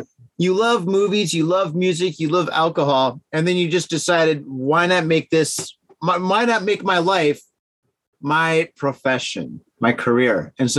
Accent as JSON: {"language": "English", "town": "Detroit", "region": "Michigan", "country": "United States", "moved": "as an adult", "lives_now": "Tokyo, Japan", "said": "I'm from Detroit."}